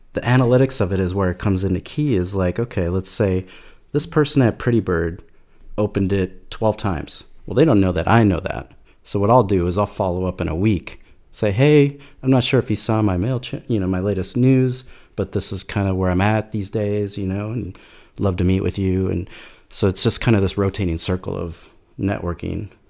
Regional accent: Minneapolis, Minnesota, United States; I'm from Minneapolis, former art director or creative

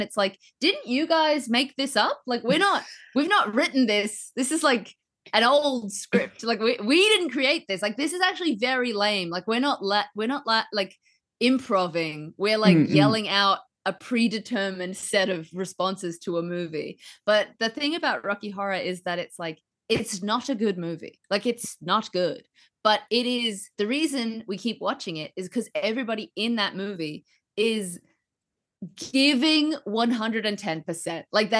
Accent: New Zealand; that's just part of growing up in New Zealand.

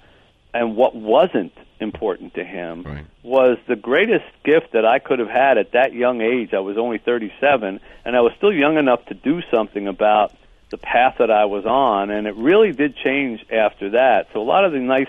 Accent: Philadelphia, Pennsylvania, United States; as a kid growing up in Philadelphia

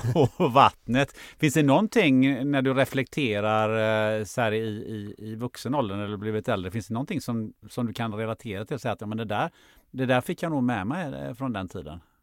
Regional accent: Sweden; jag är född, också född i Sverige

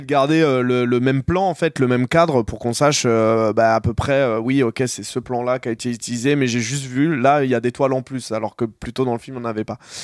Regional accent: Noisy-le-Grand, Île-de-France, France; j'ai grandi, j'ai grandi à Noisy

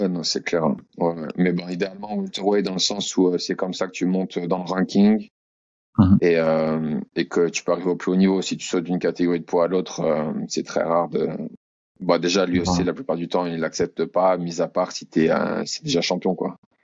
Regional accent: France; moved away as an adult; also born or lived in Australia; now in Auckland, New Zealand; Et je suis français, bien sûr.

